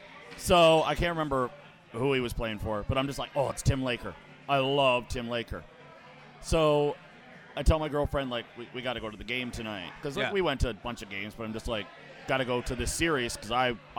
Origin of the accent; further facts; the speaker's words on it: Ottawa, Ontario, Canada; I'm from Ottawa.